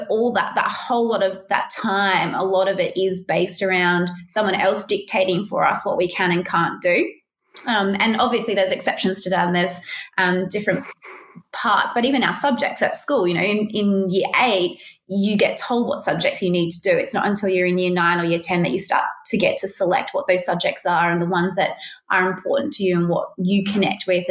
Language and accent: English; Australia; had a lot of pride and sense, I did certainly, of being an Australian